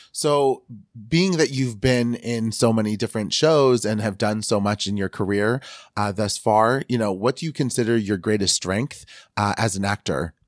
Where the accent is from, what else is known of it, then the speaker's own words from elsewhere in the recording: Northern California, United States; growing up in Northern California